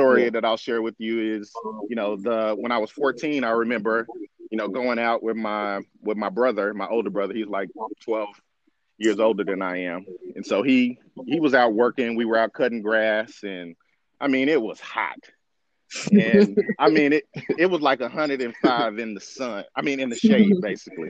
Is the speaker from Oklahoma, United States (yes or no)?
yes; Tulsa, Oklahoma, United States; I am proud to be from Tulsa, Oklahoma, because I grew up what is called on the north side of Tulsa